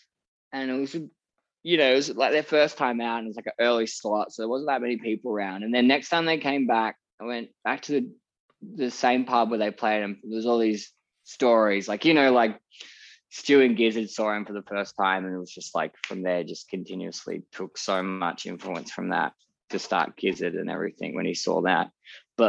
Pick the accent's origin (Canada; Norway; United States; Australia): Australia; Geelong, Victoria; now in Melbourne, Australia; my hometown and in or like down in Geelong where I grew up.